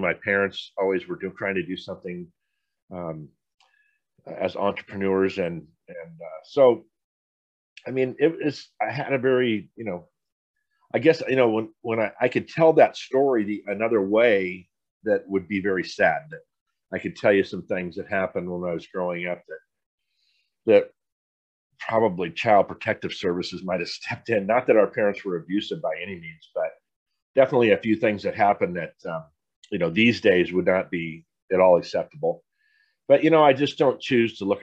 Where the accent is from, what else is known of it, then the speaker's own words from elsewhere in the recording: San Diego, California, United States; I grew up in San Diego, pretty humble growing up.